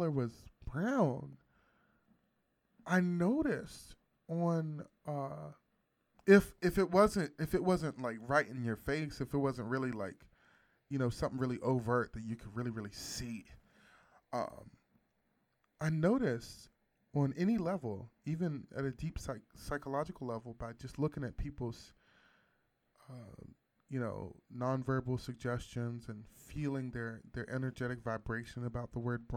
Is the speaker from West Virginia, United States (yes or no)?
yes; West Virginia, United States; I grew up in West Virginia